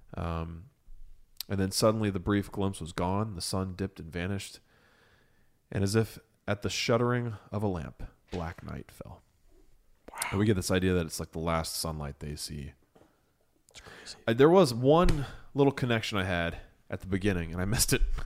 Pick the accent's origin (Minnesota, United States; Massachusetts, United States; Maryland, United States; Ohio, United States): Ohio, United States; I came home and I fell in love with my home. I fell in love with Ohio